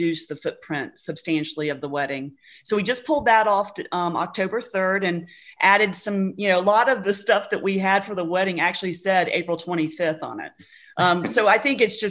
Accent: Tallahassee, Florida, United States; accent: old school Floridian; I'm born and raised in Tallahassee. Actually, never lived anywhere else

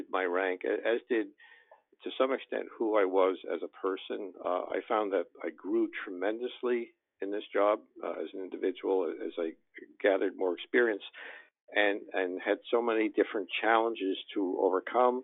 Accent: New York City, New York, United States; I grew up in Brooklyn in New York City

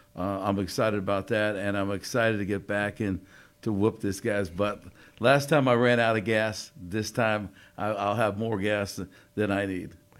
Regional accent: Connecticut, United States; I grew up in Connecticut

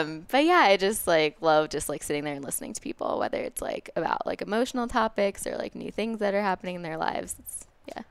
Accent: Westchester County, New York, United States; moved away as an adult; also born or lived in Boulder, Colorado; now in Denver, United States; I'm from New York, um, from Westchester County originally, and now I live in Denver

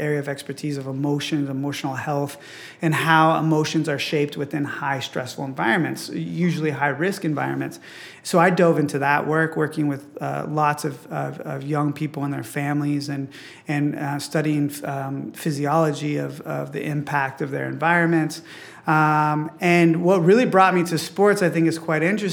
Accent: Midwest, United States; growing up in the Midwest where sports was so celebrated

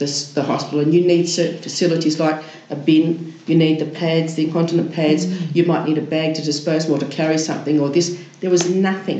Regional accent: Kalgoorlie, Western Australia, Australia; moved away; I come from Kalgoorlie originally

